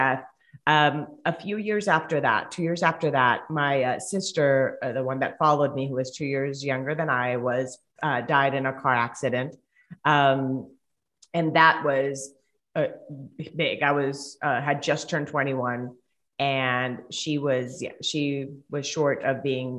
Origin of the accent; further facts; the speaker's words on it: Colombia; first language Spanish; English is a second language; moved away as an adult; now in United States; I'm originally from Colombia. So if you guys hear an accent, I do live in the States, but if you hear an accent, it's because I'm from Colombia. So Spanish is my first language